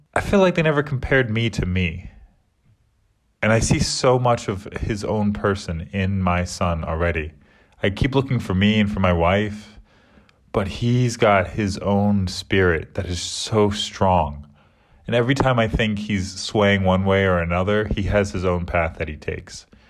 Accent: United States; moved away as an adult; now in England; I'm American, so I call it soccer.

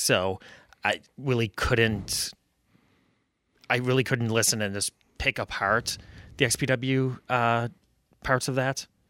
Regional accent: Buffalo, New York, United States; moved away as an adult; now in Rochester, United States; I'm a Buffalo native

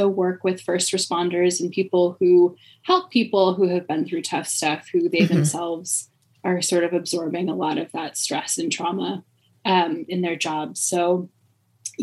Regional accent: Midwest, United States; now in Philadelphia, United States; Originally born in the Midwest. I tell people that I was raised in the Midwest

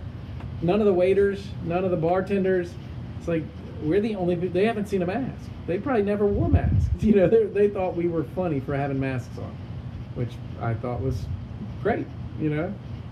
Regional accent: Mississippi, United States; we're from Mississippi

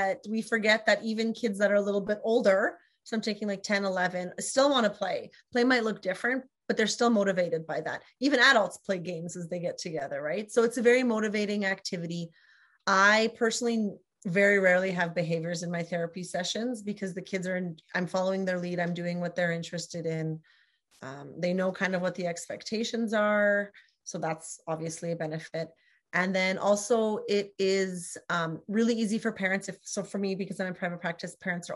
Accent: Canada; We're both Canadian SLPs

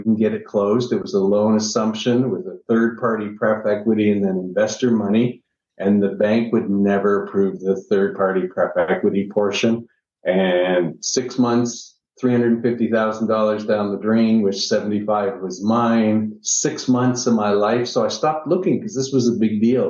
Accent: Niagara Falls, Ontario, Canada; moved away as an adult; now in United States; I'm originally from Niagara Falls, Canada

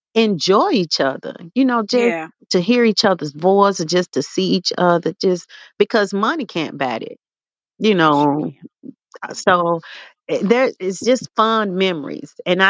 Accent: Memphis, Tennessee, United States; growing up in South Memphis, we grew up in Claiborne Home.

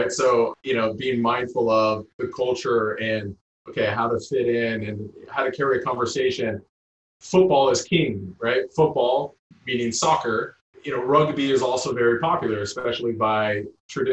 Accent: United States; moved away as an adult; now in United Kingdom; me as an American

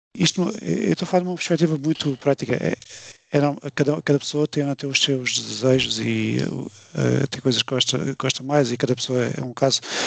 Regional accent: Alentejo, Portugal; moved away as an adult; also born or lived in Hungary / Denmark; now in Luxembourg; sou do Alentejo

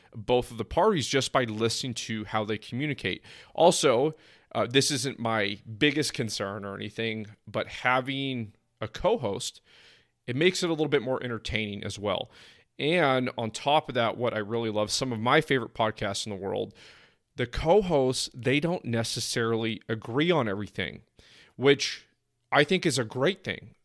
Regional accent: East Bay Area, California, United States; also born or lived in San Diego; now in Phoenix, United States; I'm initially from the East Bay Area

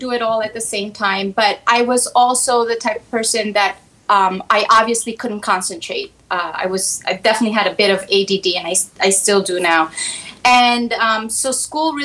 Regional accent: New York City, New York, United States; I grew up in Spanish Harlem

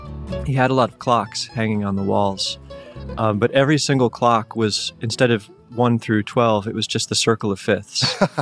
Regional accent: Connecticut, United States; also born or lived in New York; I grew up in Connecticut, actually.

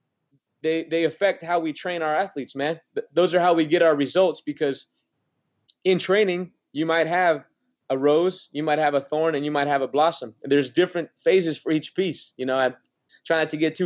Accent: Oregon, United States; moved away; I'm from Oregon

